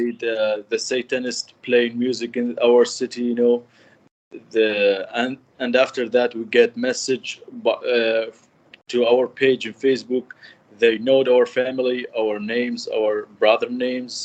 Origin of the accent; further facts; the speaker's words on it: Kirkuk, Kirkuk Governorate, Iraq; 33 years old. I'm from Iraq, Kirkuk City.